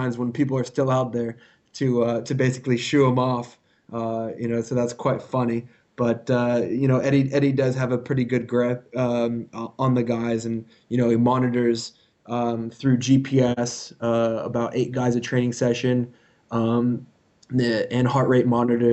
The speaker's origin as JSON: {"language": "English", "country": "United States", "also_born_or_lived": "South Africa", "moved": "as an adult", "lives_now": "Japan", "said": "as an American foreigner"}